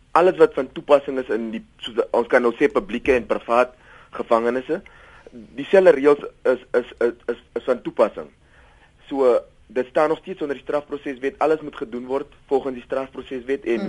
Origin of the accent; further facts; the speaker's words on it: Cape Town, Western Cape, South Africa; ek kom uit Kaapstad uit